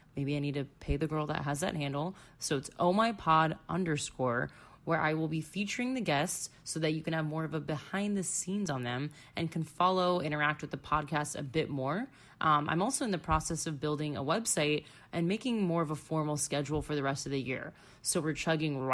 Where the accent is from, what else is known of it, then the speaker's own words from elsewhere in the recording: Florida, United States; moved away as an adult; also born or lived in Chicago; going back to my home state where I literally grew up and went to high school and college